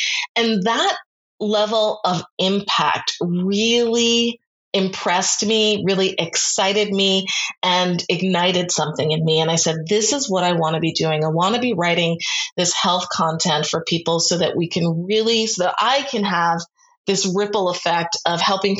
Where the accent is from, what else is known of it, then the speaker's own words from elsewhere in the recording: New York, United States; as a New Yorker